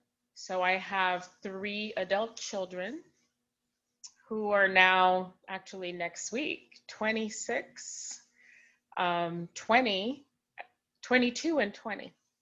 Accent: Haiti; born there; I was not born in Canada. I was born in Haiti.

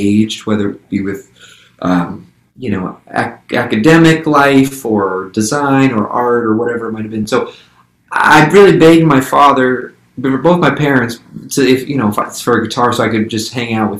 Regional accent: Santa Rosa, California, United States; I grew up in Santa Rosa, California, right? So kind of Northern Bay Area

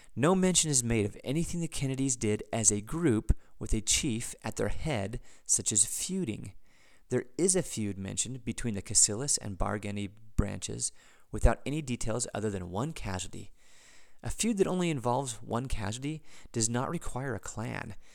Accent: United States; an American, as a, as a, as a citizen of the United States

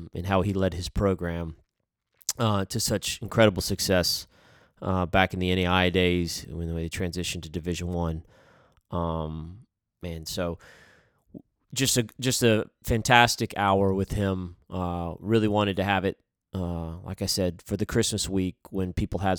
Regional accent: Huntsville, Alabama, United States; I grew up down here in Huntsville

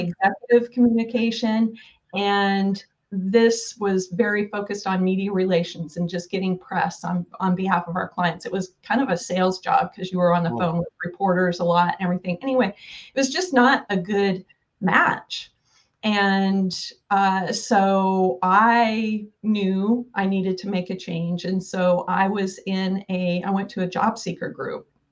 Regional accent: Oregon, United States; also born or lived in Sherman County, Oregon / Portland, Oregon / San Francisco Bay Area; I'm a native Oregonian

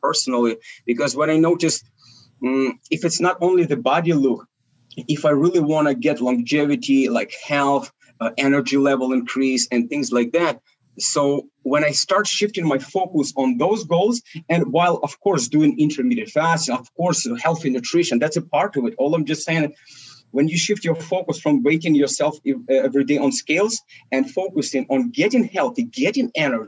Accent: Ukraine; also born or lived in Soviet Union; I was born in Soviet Union and we're Russian family, which is my parents. We've been immigrated to Ukraine and that Soviet Union collapsed. So that's basically where we I've been growing up and currently located

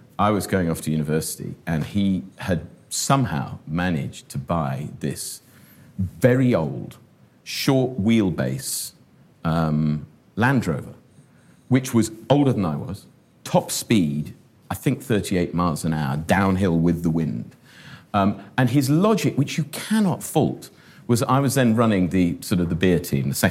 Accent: Shropshire, West Midlands, United Kingdom; So growing up in Shropshire, where, as I said, not a great deal happened

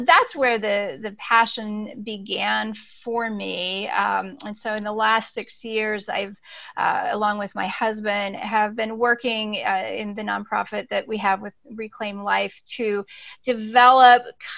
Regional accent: Ecuador; So I grew up cross-culturally my entire life. My parents were missionaries. I grew up in Ecuador and grew up with this experience of being suspended between cultures in a way.

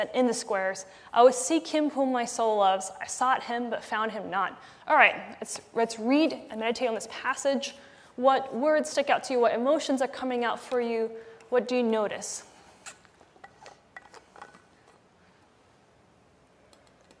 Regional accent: Malaysia; when I was young, growing up in Malaysia

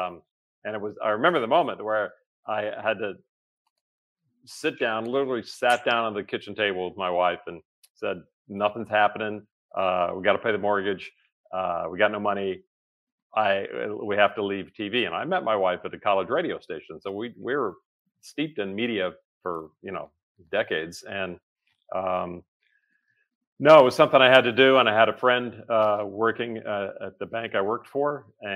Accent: Memphis, Tennessee, United States; born there; My dad was in radio and television where I was born in Memphis, Tennessee.

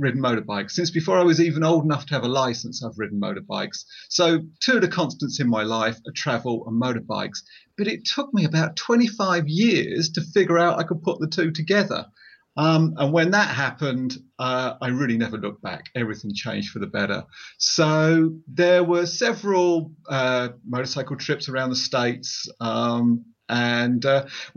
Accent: Essex, East of England, United Kingdom; I'm from Essex in England.

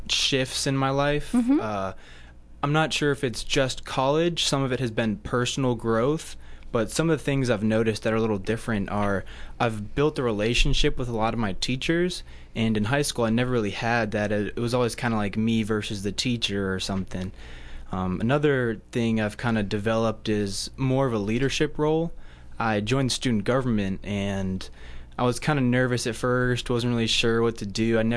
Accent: Hawaii, United States; born there; I was born in Hawaii.

